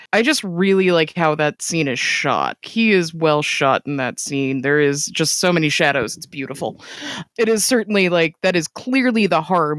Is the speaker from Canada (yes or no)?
yes; Canada; I'm Canadian.